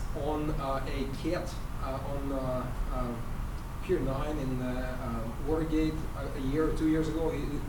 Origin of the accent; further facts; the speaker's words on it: Russia; moved away; also born or lived in Israel; Born in Russia, lived in Israel.